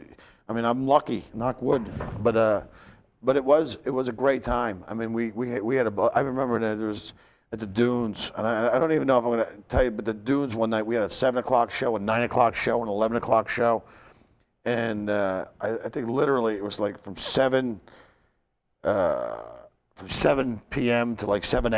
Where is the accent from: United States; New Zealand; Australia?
United States; Philadelphia, Pennsylvania; I played my hometown, Philadelphia, Spectrum.